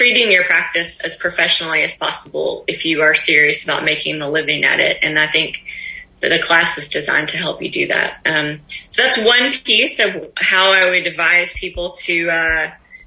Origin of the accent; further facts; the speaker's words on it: Kentucky, United States; moved away; my hometown in Kentucky